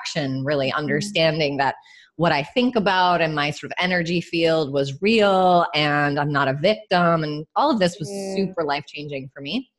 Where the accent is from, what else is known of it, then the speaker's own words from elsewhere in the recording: New York, United States; I grew up right outside of New York City with immigrant parents from Ireland